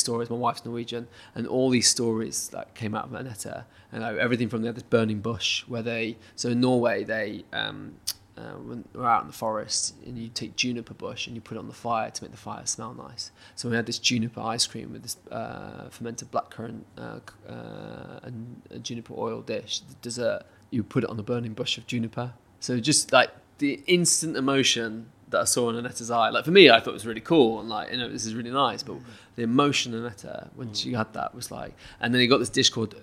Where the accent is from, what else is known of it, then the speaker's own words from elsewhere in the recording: United Kingdom; as a British person